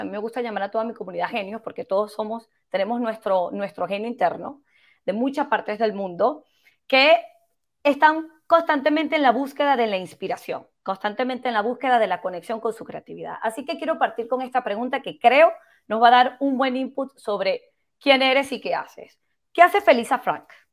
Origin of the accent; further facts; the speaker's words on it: Venezuela; yo también soy de Venezuela